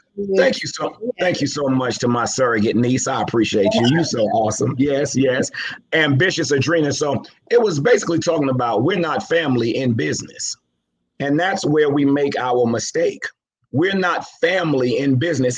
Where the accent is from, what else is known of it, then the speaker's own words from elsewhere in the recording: New York City, New York, United States; also born or lived in Savannah, Georgia; raised in Jamaica, Queens, New York